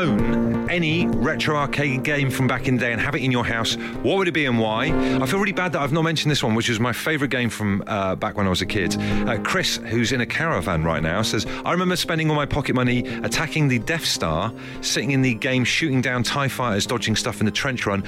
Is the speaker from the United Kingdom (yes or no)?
yes; Trowbridge, South West England, United Kingdom; growing up in Trowbridge